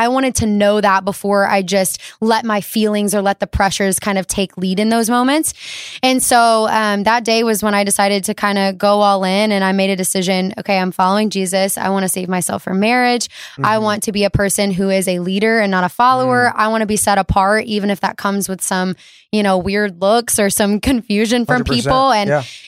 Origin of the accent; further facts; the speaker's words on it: Alabama, United States; I'm from Alabama, so we didn't have like a good airport.